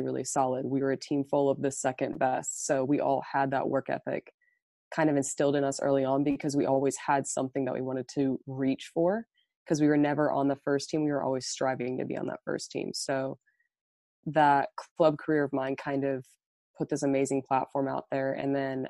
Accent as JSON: {"language": "English", "town": "Overland Park", "region": "Kansas", "country": "United States", "moved": "yes", "said": "I'm from Overland Park, Kansas, and right now I'm currently at the University of Montebello"}